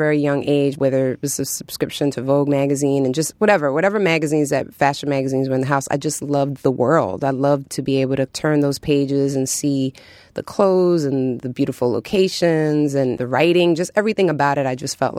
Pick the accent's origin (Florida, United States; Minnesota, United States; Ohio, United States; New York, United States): New York, United States; New York City; growing up in New York City, you know, the music was just sort of all around.